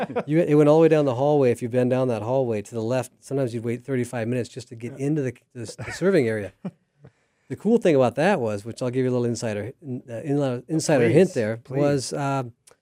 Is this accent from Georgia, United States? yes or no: no; Des Moines, Iowa, United States; So I came in 1985. That's a long time ago. I came from Des Moines, Iowa without much money, and I was actually headed to a different university to run track and field.